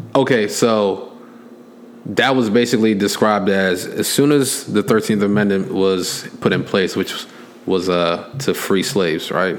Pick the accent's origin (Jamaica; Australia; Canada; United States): United States; I was born here